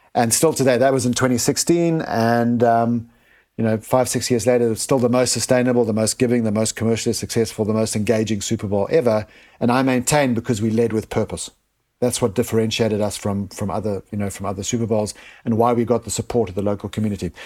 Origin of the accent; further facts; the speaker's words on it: South Africa; moved away; I was born in Africa, um, and grew up and experienced firsthand the poverty in Africa